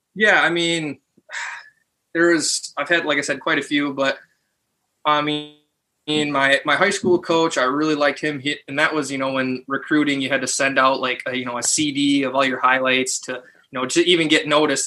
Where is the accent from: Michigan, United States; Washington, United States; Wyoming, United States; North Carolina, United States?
Michigan, United States; Tawas City; also born or lived in Oscoda, Michigan / Saginaw Valley, Michigan; I was born in Tawas